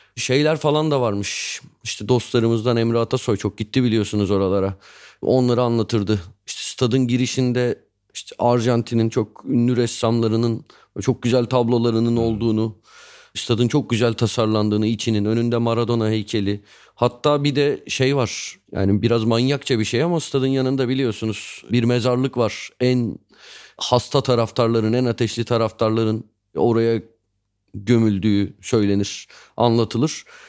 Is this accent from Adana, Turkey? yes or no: no; Istanbul, Turkey; Sarıyer'de büyümüştüm.